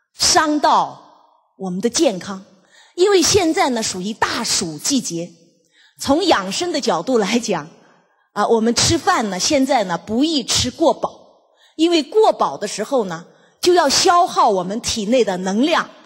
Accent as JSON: {"language": "Chinese", "country": "China", "said": "所以我们中国人呢，真的是很中庸。"}